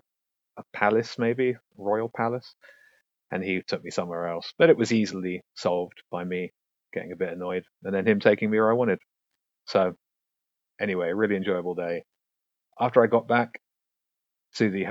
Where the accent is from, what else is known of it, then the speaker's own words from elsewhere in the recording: Brighton, South East England, United Kingdom; I'm a guy from Brighton